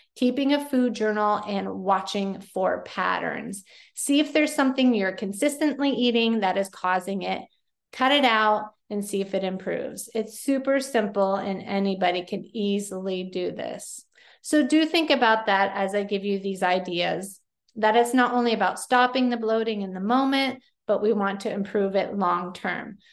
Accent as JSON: {"language": "English", "region": "Pennsylvania", "country": "United States", "said": "Yes, I say pop. I am from Pennsylvania"}